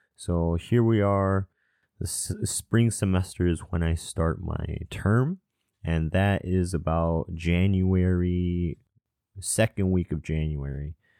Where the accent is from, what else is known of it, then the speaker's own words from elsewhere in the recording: Southern California, United States; also born or lived in Atlanta, Georgia / Irvine, California / Spokane, Washington / Chicago, Illinois; after I was one, I moved all the way to Southern California.